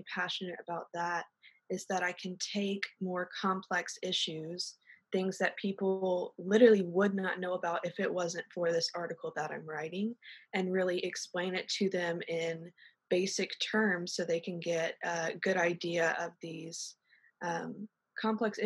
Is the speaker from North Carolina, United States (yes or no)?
yes; Sanford, North Carolina, United States; I'm from there, born and raised.